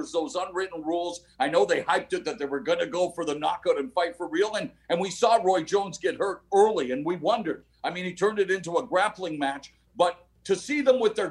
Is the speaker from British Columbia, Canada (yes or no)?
yes; Vancouver, British Columbia, Canada; moved away; also born or lived in Toronto; I started my career at 16 in my hometown of Vancouver